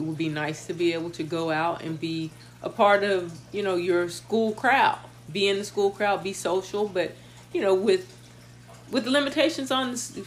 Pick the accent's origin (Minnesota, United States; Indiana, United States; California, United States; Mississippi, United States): Mississippi, United States; Mississippi area, United States; moved away; I grew up in the Mississippi area, like high school, that is